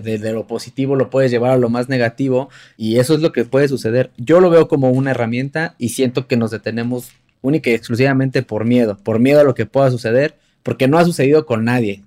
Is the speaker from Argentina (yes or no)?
no; Mexico; uno como, como, mexicano